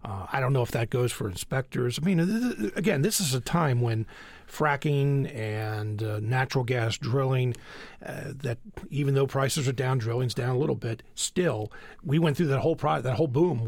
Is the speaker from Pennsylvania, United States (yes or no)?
yes; Pennsylvania, United States; growing up in Pennsylvania schools